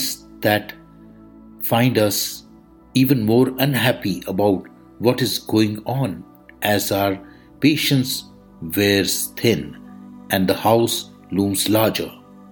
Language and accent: English; India; I am the Indian monk